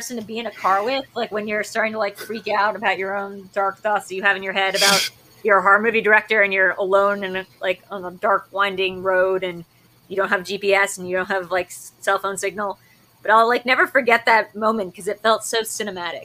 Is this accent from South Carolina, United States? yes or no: no; Delaware, United States; moved away; we're both from Delaware